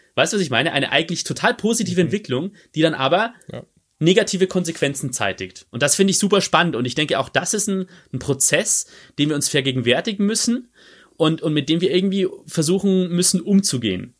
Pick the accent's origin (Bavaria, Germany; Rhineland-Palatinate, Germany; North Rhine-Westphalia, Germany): Bavaria, Germany; Regensburg; in meiner Heimatstadt Regensburg